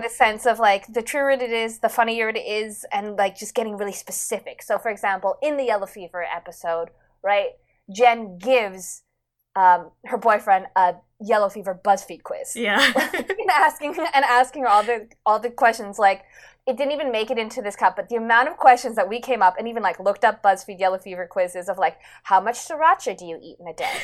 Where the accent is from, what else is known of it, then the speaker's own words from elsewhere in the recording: Vancouver, British Columbia, Canada; growing up in Vancouver